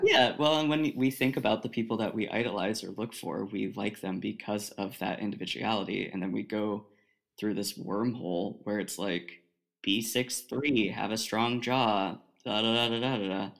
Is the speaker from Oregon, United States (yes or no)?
yes; Oregon, United States; moved away as an adult; I'm from Oregon, all the way on the left coast.